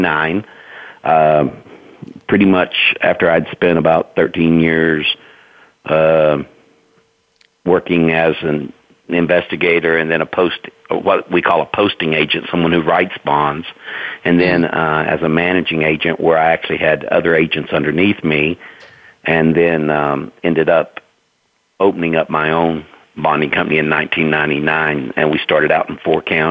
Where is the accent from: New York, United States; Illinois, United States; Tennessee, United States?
Tennessee, United States; Knoxville; I'm a native East Tennessean. I was born and raised here in Knoxville